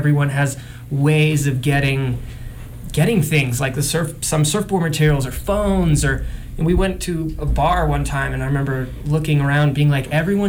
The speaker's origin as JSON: {"language": "English", "country": "United States", "said": "as an American"}